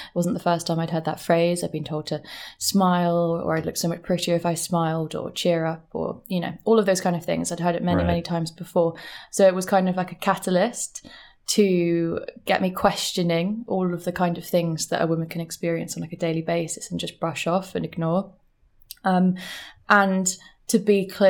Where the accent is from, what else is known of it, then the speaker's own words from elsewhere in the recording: London, United Kingdom; moved away as an adult; also born or lived in Brighton; now in New York, United States; I'm from London. Okay. I grew up in London, and I lived in London for like 24 years.